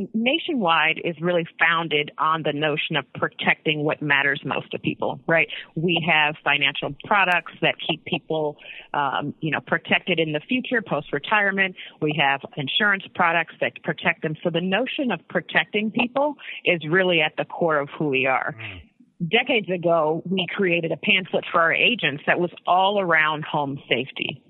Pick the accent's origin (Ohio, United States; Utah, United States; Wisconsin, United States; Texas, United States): Ohio, United States; Northeast; I'm from Northeast Ohio